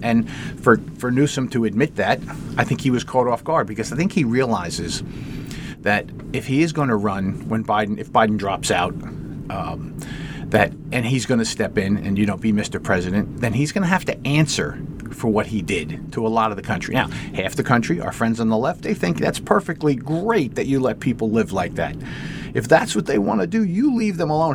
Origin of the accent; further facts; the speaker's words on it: United States; As an American